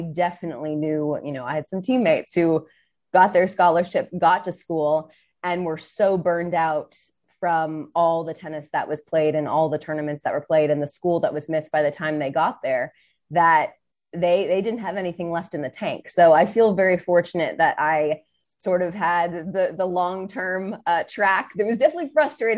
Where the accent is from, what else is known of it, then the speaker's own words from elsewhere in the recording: South Florida, United States; growing up in South Florida